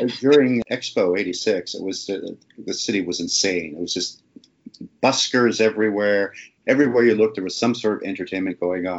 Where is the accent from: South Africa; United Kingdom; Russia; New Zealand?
United Kingdom; Kilmarnock, Scotland; And I mean, I'm Scottish, so I have still a lot of family over there.